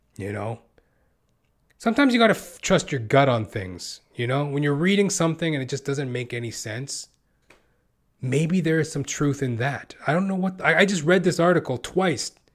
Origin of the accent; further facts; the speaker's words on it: Western Canada, Canada; I was born and raised in Western Canada.